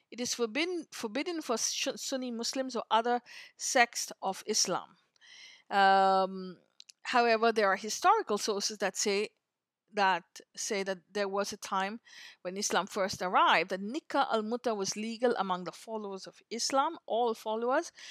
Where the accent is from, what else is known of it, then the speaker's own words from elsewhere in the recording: India; moved away; I grew up in India